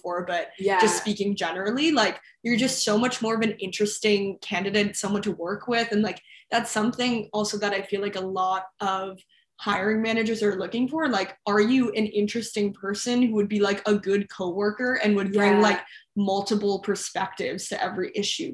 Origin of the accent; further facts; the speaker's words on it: Westchester, New York, United States; moved away as an adult; now in Los Angeles, United States; I'm from Westchester, New York, which is the suburbs of New York City